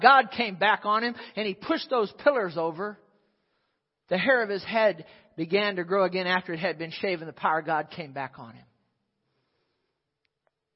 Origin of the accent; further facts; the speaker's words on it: United States; I'm an American